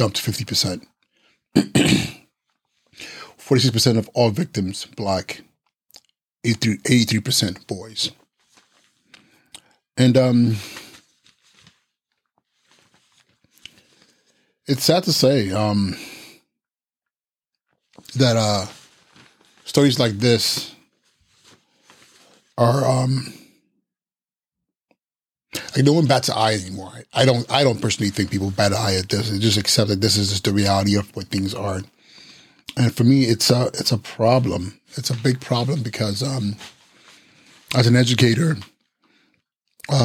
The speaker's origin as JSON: {"language": "English", "country": "Nigeria", "second_language": "English", "said": "I am Nigerian and sometimes my brain doesn't connect quite with my English"}